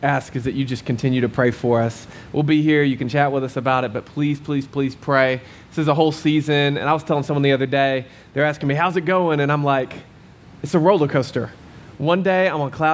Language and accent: English; Arkansas, United States; moved away as an adult; now in Arizona, United States; I'm from Arkansas.